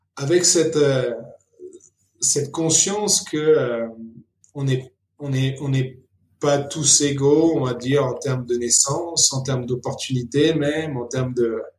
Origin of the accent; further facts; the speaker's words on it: Argentina; also born or lived in Paris, France / France; now in Nairobi, Kenya; je suis né à Paris, mais un mois après, on est retourné en Argentine, mes parents. Donc mon père est argentin, ma mère est française. Et donc j'ai grandi en Argentine euh, jusqu'à ce que mes parents décident de rentrer ensuite en France.